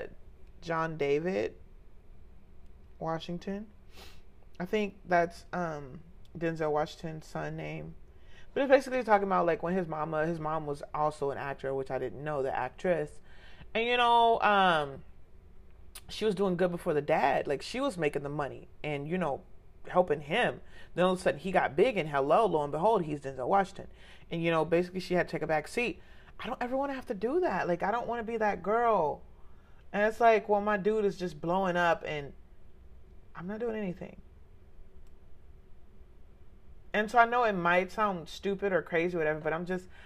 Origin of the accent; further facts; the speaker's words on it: Jamaica; I'm a Jamaican, gang, since potty train